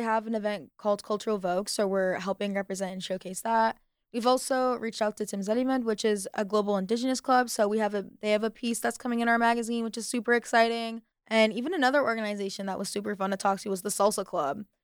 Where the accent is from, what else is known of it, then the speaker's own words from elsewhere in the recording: United States; I've lived majority of my life in the States, and I identify as Arab